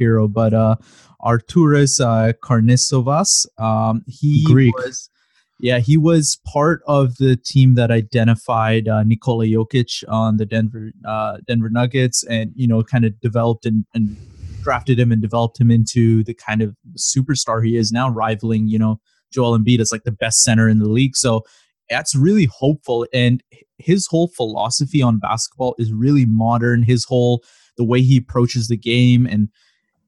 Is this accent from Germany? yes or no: no; Toronto, Ontario, Canada; also born or lived in Chicago; I moved out of Chicago like literally the year I was born, and then I've grown up in Toronto